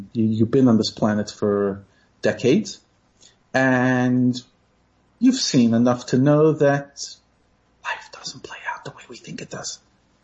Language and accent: English; New York City, New York, United States; moved away as an adult; now in South Africa; I grew up in New York